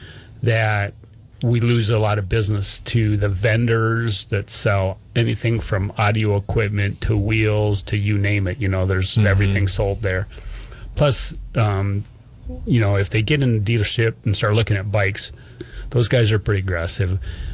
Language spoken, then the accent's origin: English; Rapid City, South Dakota, United States; moved away; I grew up in Rapid City